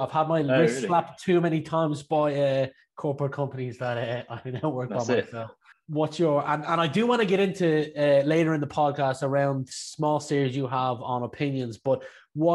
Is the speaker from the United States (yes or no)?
no; Ireland; also born or lived in Leicestershire; I was born in England myself. I was born in Leicestershire, but my parents moved back to Ireland when I was 2 years old, but spent a lot of time in Birmingham and London as of late.